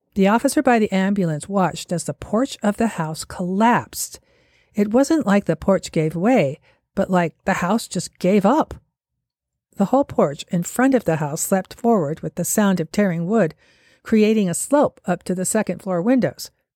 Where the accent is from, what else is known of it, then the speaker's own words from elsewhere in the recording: Salt Lake City, Utah, United States; here in Salt Lake City, my hometown